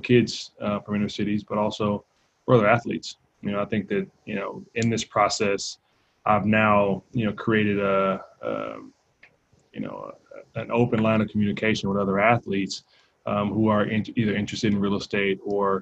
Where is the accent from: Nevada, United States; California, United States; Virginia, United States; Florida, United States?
California, United States; Compton; growing up in Compton